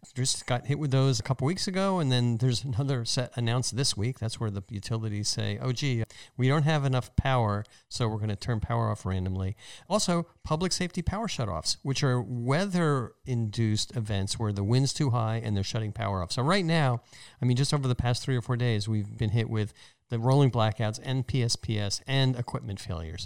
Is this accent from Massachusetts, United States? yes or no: no; New Jersey, United States; my home state's university